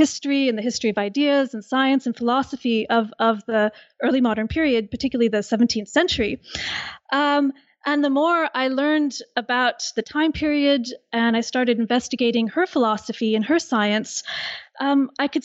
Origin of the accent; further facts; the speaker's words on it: California, United States; now in Liverpool, United Kingdom; I'm originally from California